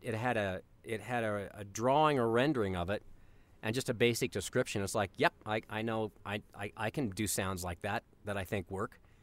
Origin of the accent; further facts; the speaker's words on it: Colorado, United States; I grew up in Colorado